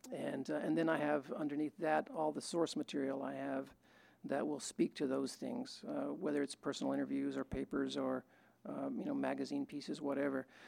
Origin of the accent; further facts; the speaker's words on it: West Texas, United States; I grew up in West Texas, where where macho behavior and bullying was the norm.